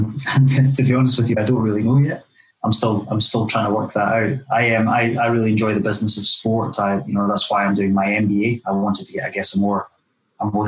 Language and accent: English; Dunblane, Scotland, United Kingdom; just down the road from where I was brought up in Dunblane